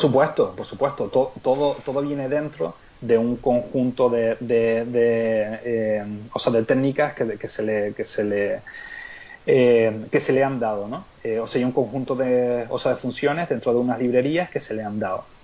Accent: Lanzarote, Canary Islands, Spain; also born or lived in Seville; yo soy de Lanzarote, pero yo nací en Sevilla.

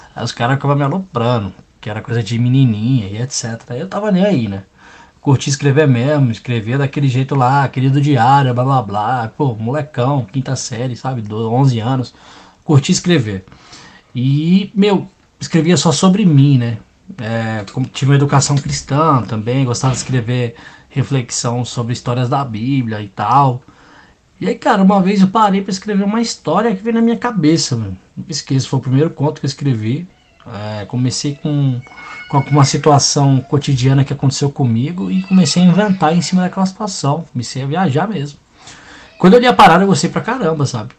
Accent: São Paulo, Brazil; Cresci no Jardim São Luís, Zona Sul de São Paulo, próximo do Capão, Parque Santo Antônio

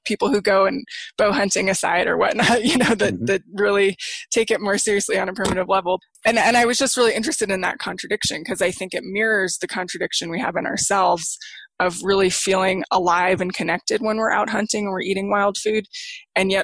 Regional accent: Santa Fe, New Mexico, United States; I grew up in Santa Fe, New Mexico, which is a tourist town

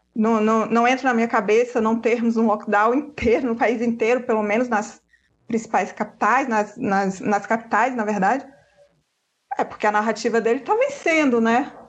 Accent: western Bahia, Brazil; eu sou, eu sou do oeste da Bahia, onde o vento nem faz a curva

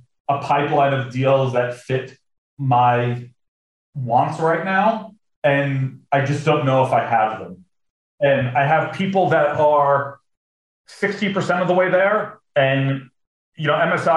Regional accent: United States; an American

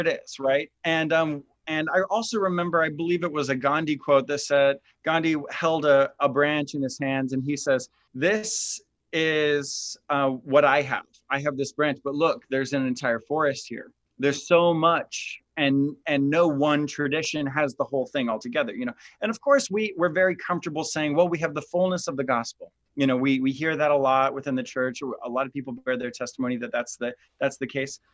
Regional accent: Midwest, United States; I grew up in the Midwest

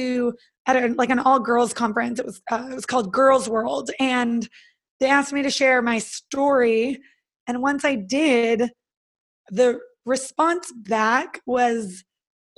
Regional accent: Northern California, United States; I'm from California. So I'm originally from Northern California, and I went to college in Southern California

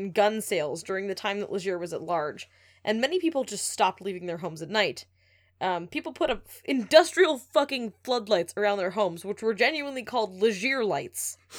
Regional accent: Moncton, New Brunswick, Canada; born there; And the hospital he was taken to in Moncton is in the French network, not the English network. Because I was born on the English side.

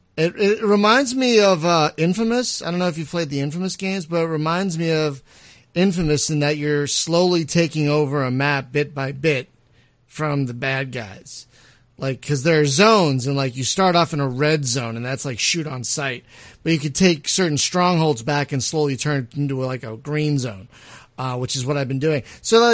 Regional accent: Philadelphia, Pennsylvania, United States; Philadelphia, which what my hometown.

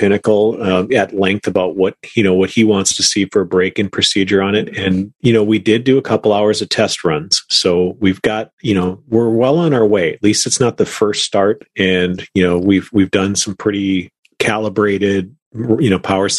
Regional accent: Minnesota, United States; moved away; back in my hometown, you know, back in Minnesota.

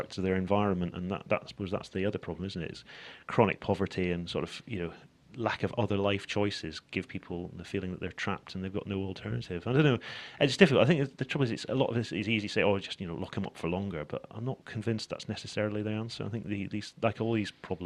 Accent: Edinburgh, Scotland, United Kingdom; moved away; also born or lived in Glasgow; So I'm actually from Edinburgh

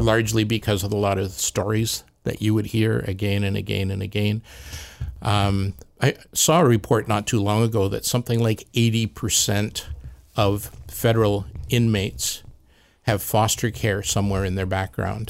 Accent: Peterborough, Ontario, Canada; moved away as an adult; also born or lived in Alberta; now in Lower Mainland, Canada; Peterborough, Ontario.

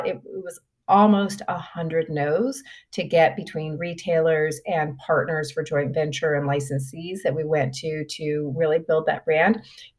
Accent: Grand Prairie, Texas, United States; She actually grew up in the same hometown that I grew up in Texas, which is Grand Prairie, Texas.

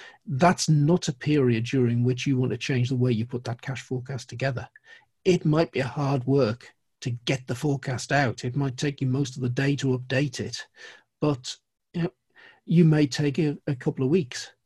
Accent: Geordie, North East England, United Kingdom; being a Geordie

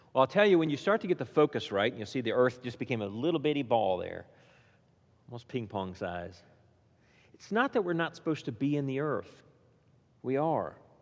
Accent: Indiana, United States; now in Williamson County, United States; I grew up in Indiana

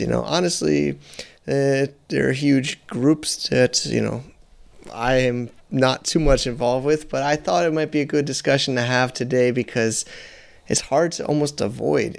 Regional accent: United States; I'm an American

